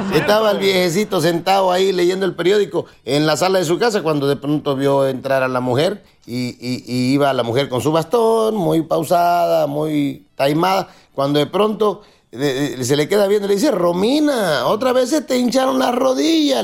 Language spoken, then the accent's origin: Spanish; Acapulco, Guerrero, Mexico; mi pueblo